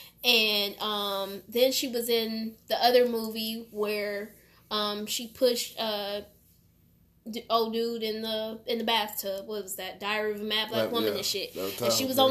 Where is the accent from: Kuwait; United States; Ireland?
United States; Cleveland, Ohio; they're from my hometown